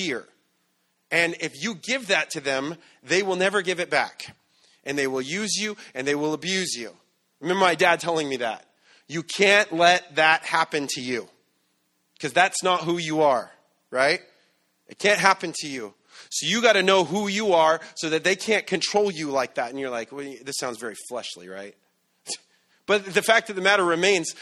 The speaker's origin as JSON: {"language": "English", "town": "San Bernardino", "region": "California", "country": "United States", "said": "I'm from San Bernardino"}